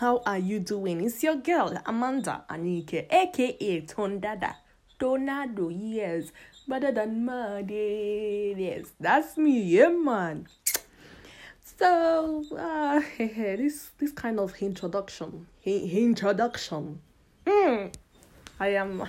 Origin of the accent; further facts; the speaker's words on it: Italy; moved away as an adult; also born or lived in Nigeria; now in United Kingdom; I was born in Nigeria, but I left Nigeria very young. I think I was 7 or 8 years old when I left Nigeria for Italy.